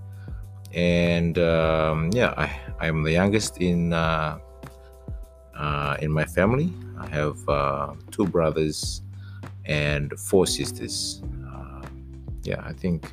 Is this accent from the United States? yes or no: no; Suva, Central Division, Fiji; also born or lived in Sawaieke, Gau, Lomaiviti, Fiji; I was born in Suba, raised in the village for about seven years, and then moved to Suba for the rest of my life